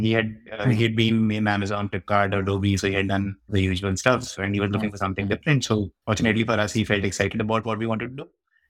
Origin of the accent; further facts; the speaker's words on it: Rajasthan, India; also born or lived in Ajmer / Kota; I grew up in Rajasthan. So I was born in Ajmer. And then my father was, you know, in a bank, so we keep moving around.